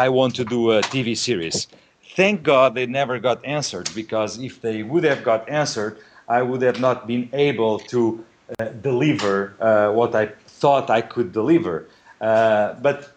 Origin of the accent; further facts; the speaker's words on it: Portugal; a 3 hours drive from Lisbon to my home city